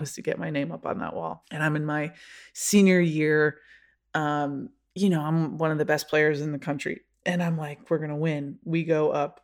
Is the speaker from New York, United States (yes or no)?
yes; Rochester, New York, United States; moved away; grew up in Rochester, New York